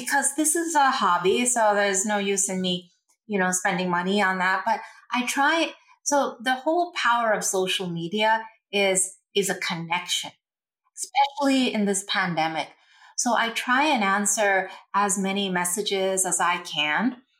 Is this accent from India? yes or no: yes; India; And you and I, we're from India, and you know our culture invented yoga.